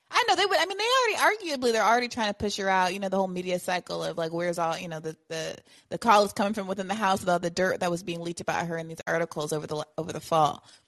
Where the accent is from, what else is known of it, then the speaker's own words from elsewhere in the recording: Kenya; moved away; we grew up in Kenya together